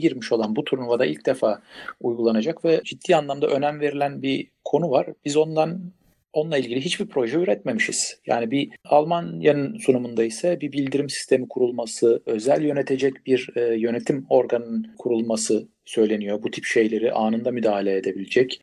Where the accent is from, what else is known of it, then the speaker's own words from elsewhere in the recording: İzmir, Turkey; ben de İzmirliyim